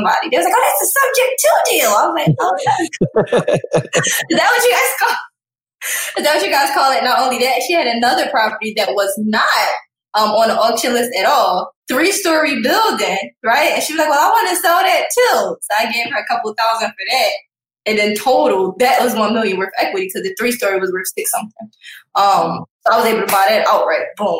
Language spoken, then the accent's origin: English; Philadelphia, Pennsylvania, United States; I'm from Philly